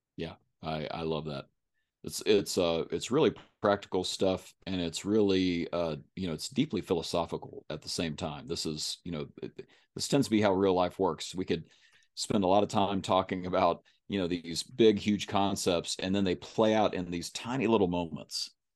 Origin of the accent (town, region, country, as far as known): Kentucky, United States; accent: country